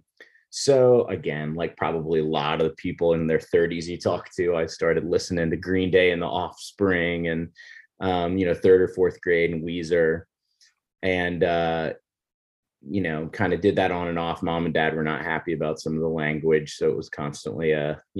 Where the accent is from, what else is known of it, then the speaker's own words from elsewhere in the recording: Florida, United States; moved away as an adult; also born or lived in Richmond; When I was growing up, I grew up in Florida